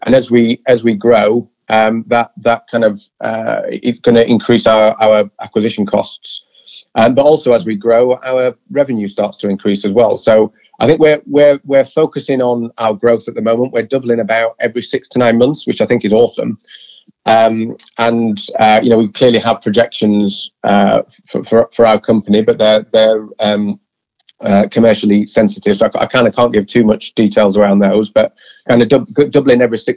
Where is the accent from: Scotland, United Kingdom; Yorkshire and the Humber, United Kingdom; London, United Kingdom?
Yorkshire and the Humber, United Kingdom; I'm a Yorkshireman